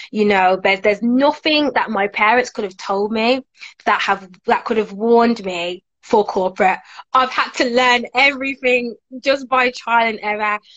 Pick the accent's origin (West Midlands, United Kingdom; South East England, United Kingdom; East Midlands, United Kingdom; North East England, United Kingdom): West Midlands, United Kingdom; Birmingham; So I used to work in Manchester for two years. I worked um, in children's TV there, but now I'm back in Brum.